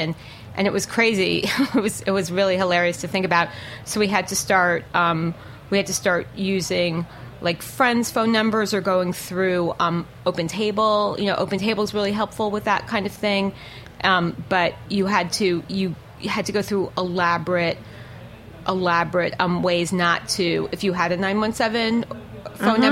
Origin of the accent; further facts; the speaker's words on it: New York City, New York, United States; I'm from New York